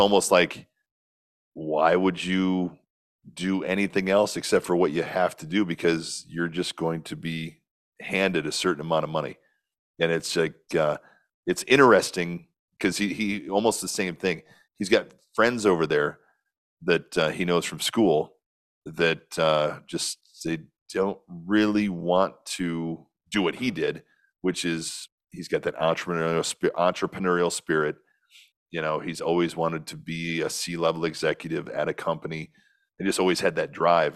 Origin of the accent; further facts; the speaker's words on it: Northwest Illinois, United States; I grew up in a really small town in Northwest Illinois, about 1,300 people